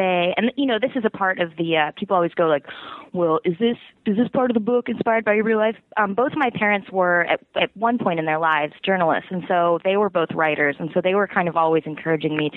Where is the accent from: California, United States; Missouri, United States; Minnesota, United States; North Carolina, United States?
California, United States; Petaluma; moved away as an adult; also born or lived in San Francisco; now in New York City, United States; I'm from Petaluma, which is about 45 minutes north of San Francisco. So I kind of, you know, bounced around from, like, my hometown to then, like, college